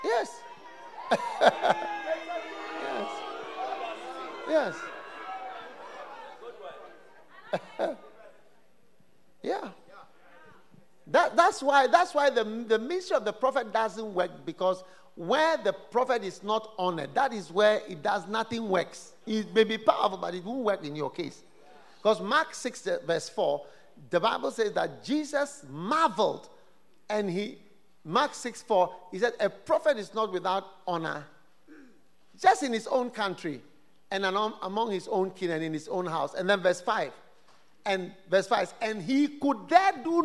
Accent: Ghana; as a Ghanaian, as a half caste

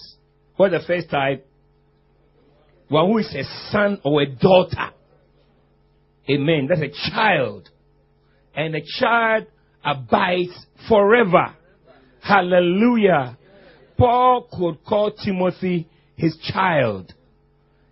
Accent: Ghana; I come from Ghana

